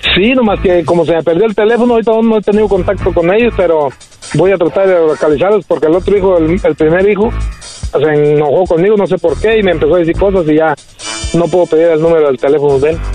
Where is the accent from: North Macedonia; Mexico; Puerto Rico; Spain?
Mexico; Apatzingán, Michoacán; now in United States; Yo soy de Apaxingán